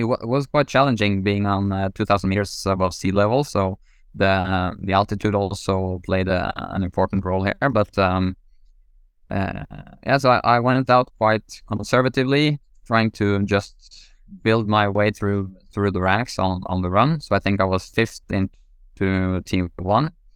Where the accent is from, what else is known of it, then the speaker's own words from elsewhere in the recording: Norway; growing up in Norway